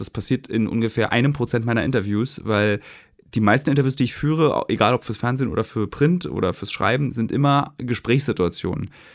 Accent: Berlin, Germany; also born or lived in Hamburg; musste ja auch nach Hamburg ziehen, was als Berliner ja ein bisschen schwerer ist

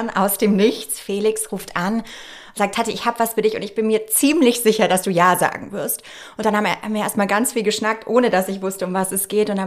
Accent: Nuremberg, Bavaria, Germany; also born or lived in Munich; Ich komme aus gebürtig München, bin aber in Nürnberg aufgewachsen.

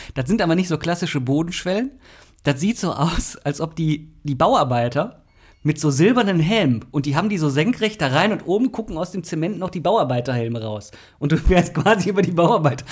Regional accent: Mülheim an der Ruhr, North Rhine-Westphalia, Germany; Ich bin da ja in der Ecke groß geworden, mhm. also nicht in Oberhausen, aber in äh, Dümten

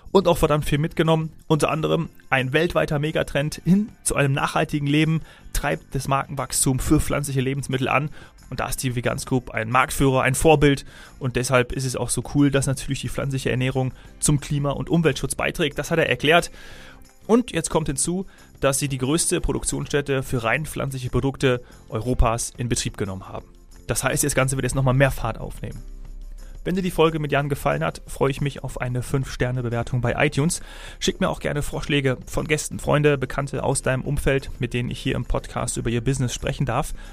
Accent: Munich, Bavaria, Germany; ich als Münchner würde natürlich dann öfteren mal dort konsumieren gehen.

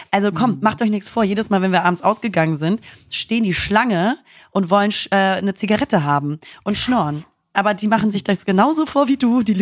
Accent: Hamburg, Germany; Ich bin tatsächlich aus Hamburg.

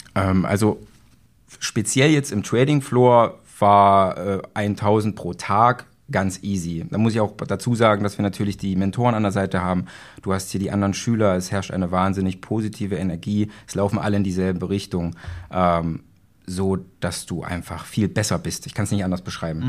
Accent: Magdeburg, Saxony-Anhalt, Germany; ich komme aus Magdeburg.

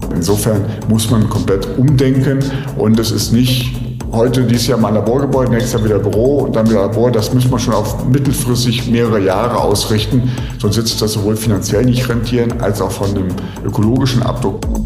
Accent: Cologne, North Rhine-Westphalia, Germany; Rheinländer, als Kölner

